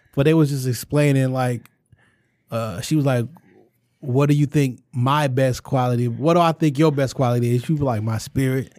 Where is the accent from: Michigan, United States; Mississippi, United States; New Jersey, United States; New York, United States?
Michigan, United States; Detroit